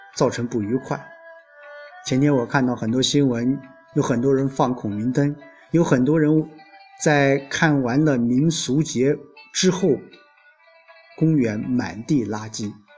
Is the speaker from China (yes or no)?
yes; Lu'an, Anhui, China; now in Xuancheng, China; 因为我不是宣城，我老家在陆安